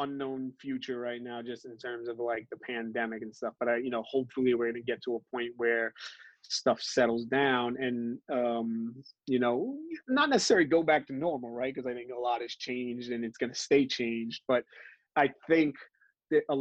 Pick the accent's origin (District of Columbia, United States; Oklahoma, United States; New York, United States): New York, United States; New York City; I grew up in Brooklyn, born and raised